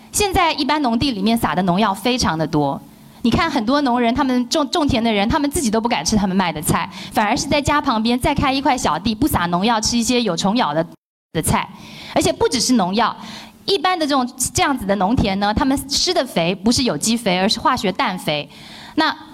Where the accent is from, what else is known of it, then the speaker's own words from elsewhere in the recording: Taiwan; 我们台湾人